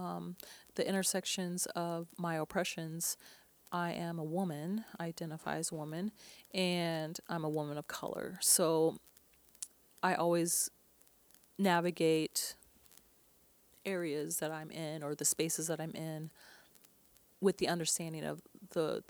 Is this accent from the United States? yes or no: yes; Portland, Oregon, United States; I grew up here in Portland, Oregon